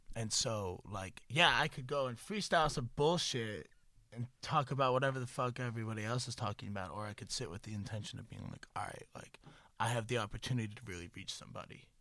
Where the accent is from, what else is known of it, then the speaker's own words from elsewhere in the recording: Boston, Massachusetts, United States; moved away; also born or lived in Florida / Worcester / Montana; I'm from Florida, but I moved to Boston when I was like four or five, Bet. and then grew up in Boston area